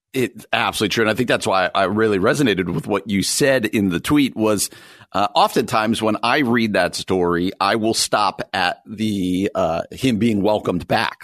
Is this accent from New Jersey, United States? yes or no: yes; New Jersey, United States; moved away; also born or lived in Midwest; as somebody who grew up on the East Coast, I grew up in New Jersey, just outside New York City